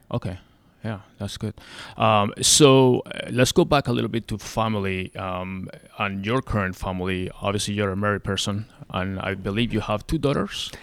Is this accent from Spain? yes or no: yes; Spain; also born or lived in Arlington, Virginia / Fairfax County, Virginia; now in Arizona, United States; I'm from Spain, so I'm used to nice weather